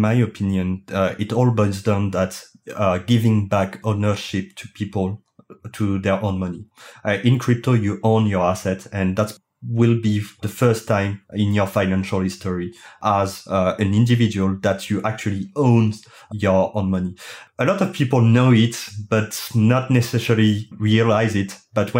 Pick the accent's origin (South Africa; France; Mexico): France; English is a second language; as you can hear it with my thick accent, I'm French